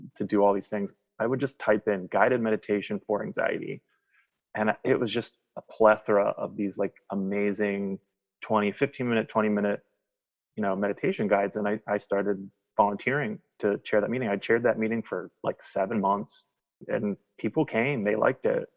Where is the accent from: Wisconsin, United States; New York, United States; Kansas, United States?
Wisconsin, United States; accent: twang; now in Philadelphia, United States; I'm from Philadelphia. Um, I've lived here for probably 22 years, something like that. Um, but I'm originally from Wisconsin, so if you hear a little bit of twang in my accent that comes in and out, that's where that's from.